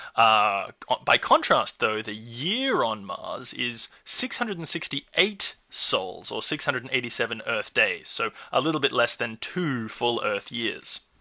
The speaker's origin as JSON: {"language": "English", "country": "Australia", "said": "my home country, Australia"}